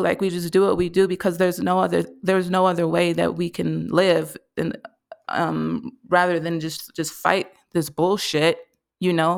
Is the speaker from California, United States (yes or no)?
no; Mississippi, United States; I'm coming from Mississippi